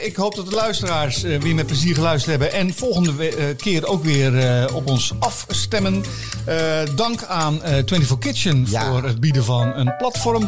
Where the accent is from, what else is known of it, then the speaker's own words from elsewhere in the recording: Dordrecht, South Holland, Netherlands; ik ben een schapenkop. Ik ben geboren in Dordrecht.